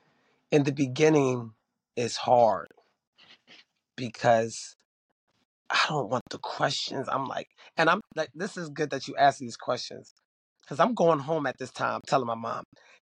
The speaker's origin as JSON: {"language": "English", "town": "Philadelphia", "region": "Pennsylvania", "country": "United States", "said": "They saying I'm not from here. I'm from Philly. And I'm trying to, like, fit in."}